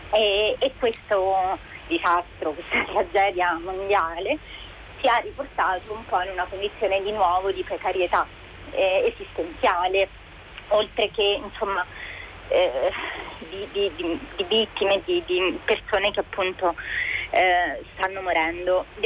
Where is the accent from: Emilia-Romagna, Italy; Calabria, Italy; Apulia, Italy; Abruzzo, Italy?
Abruzzo, Italy; L'Aquila; now in Rome, Italy; e chiamo dall'Aquila. Eh, vivo a Roma generalmente, ma per via della pandemia eh, sono rimasta bloccata qui nella mia città natale